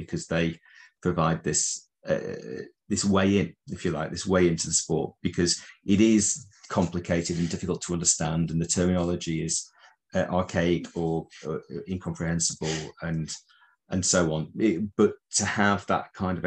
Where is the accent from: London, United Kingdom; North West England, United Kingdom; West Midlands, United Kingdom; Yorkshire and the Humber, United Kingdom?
North West England, United Kingdom; Preston; moved away as an adult; now in the Midlands, United Kingdom; I'm from Preston originally in Lancashire